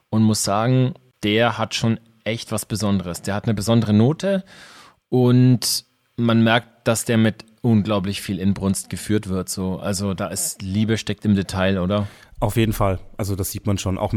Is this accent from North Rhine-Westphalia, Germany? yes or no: no; Nuremberg, Bavaria, Germany; Oh ja, das kenne ich aus meiner Heimatstadt, Schrägstrich Nürnberg.